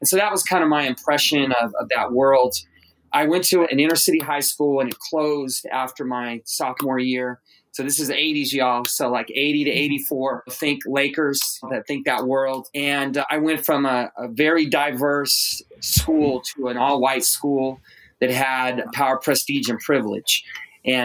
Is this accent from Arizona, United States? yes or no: yes; Phoenix, Arizona, United States; growing up in Phoenix, I'm from a single parent home.